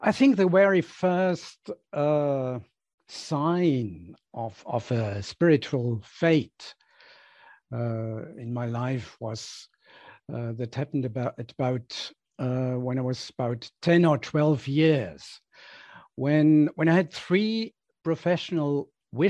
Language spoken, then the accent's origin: English; Switzerland; when I was outside Switzerland, when I left the narrow world of where I grew up for the first time for 6 months